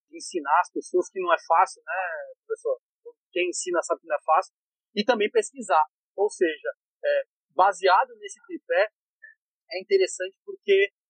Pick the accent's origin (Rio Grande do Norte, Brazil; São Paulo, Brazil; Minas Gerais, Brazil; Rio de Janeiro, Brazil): São Paulo, Brazil; moved away as an adult; now in Fortaleza, Brazil; sou paulista, lá da capital, mas há quase 20 anos 19 né, anos, mais ou menos, estou morando aqui no Ceará.